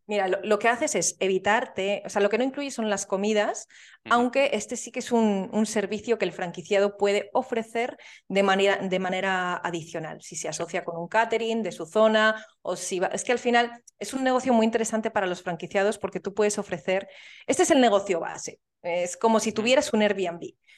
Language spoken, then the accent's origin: Spanish; Soria, Castile and León, Spain; moved away; soy de Soria y es la ciudad más pequeña de España